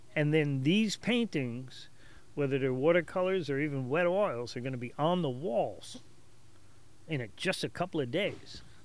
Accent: Hicksville, New York, United States; also born or lived in Perth Amboy, New Jersey; I consider myself a Hicksvillian. I've been there since about the age of eleven

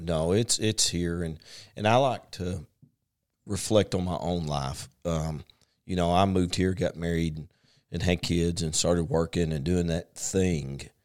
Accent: Paragould, Arkansas, United States; born or raised there; also born or lived in San Diego, California

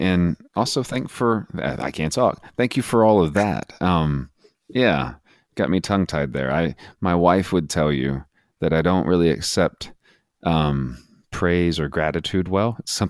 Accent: Texas, United States; I grew up in West Texas, spent the bulk of my adult or young adult or adolescent life there.

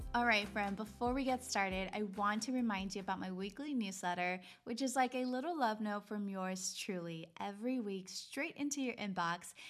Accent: Laredo, Texas, United States; my hometown, Laredo, Texas

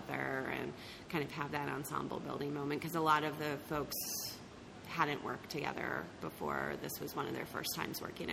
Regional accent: Maryland, United States; moved away as an adult; also born or lived in Pennsylvania; I grew up in Maryland, but I moved to the D.C. area

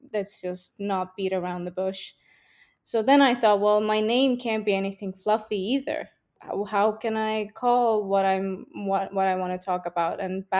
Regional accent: Estonia; also born or lived in Russia / Finland / Switzerland; I can't say where I'm from because I was born in Russia, and I grew up in Estonia, Finland, and Switzerland. And my family is all over the place too, so I'm a little bit from everywhere.

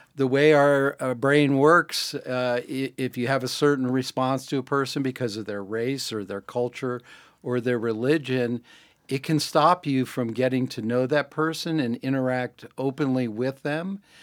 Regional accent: Greenwich, Connecticut, United States; I grew up in Greenwich, Connecticut

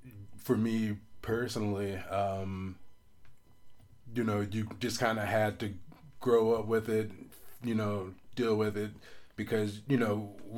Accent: Biloxi, Mississippi, United States; And so, a part of Mississippi, we're from the Gulf Coast. And so, Biloxi is a big, like, casino town.

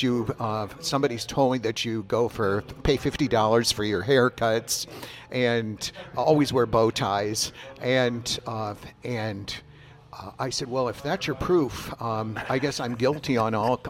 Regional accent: Laurens, Iowa, United States; I'm originally from Northwest Iowa, a little town called Lorenz

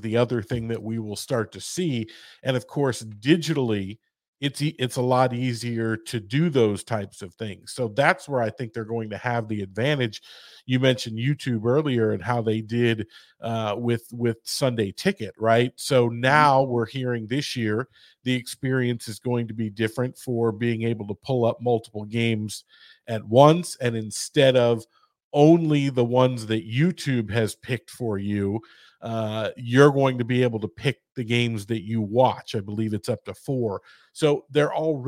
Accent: St. Louis, Missouri, United States; I'm from St. Louis

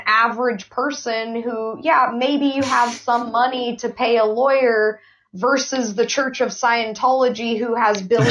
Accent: Ventura, California, United States; I'm just a woman who was born and raised in Ventura

